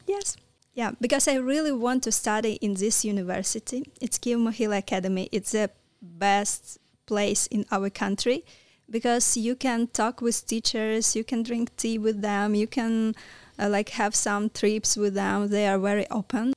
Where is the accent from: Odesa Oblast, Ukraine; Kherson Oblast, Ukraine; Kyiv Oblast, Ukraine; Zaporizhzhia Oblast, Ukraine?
Kyiv Oblast, Ukraine; Kalyta; English is a second language; moved away as an adult; now in Romania; I was born near the Kiev. It's small town. Uh, name of this town, it's Kalita